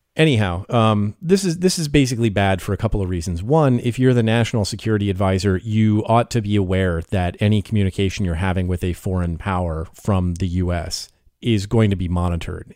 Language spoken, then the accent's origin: English; United States; I am the American journalist